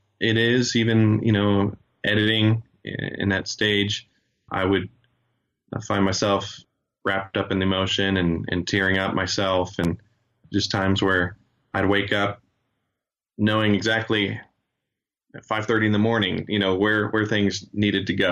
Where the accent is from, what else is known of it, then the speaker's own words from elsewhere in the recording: Joplin, Missouri, United States; also born or lived in Chile; Joplin is my hometown, growing up in high school and college, and even now, I work in Joplin